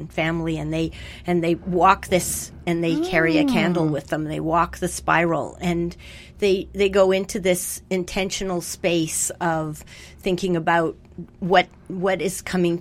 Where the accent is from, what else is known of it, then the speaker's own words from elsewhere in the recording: Montreal, Quebec, Canada; I grew up in Montreal